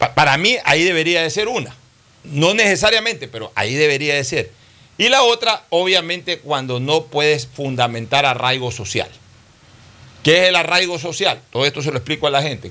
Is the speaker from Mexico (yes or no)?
no; Ecuador; en mi país, que es un país pequeño de 16 17 millones de ecuatorianos